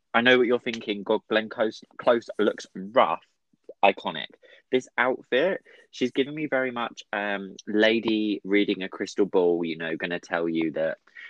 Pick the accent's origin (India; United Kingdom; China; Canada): United Kingdom; Brighton, South East England; Jo Black is from my hometown. I'm a Brighton girl.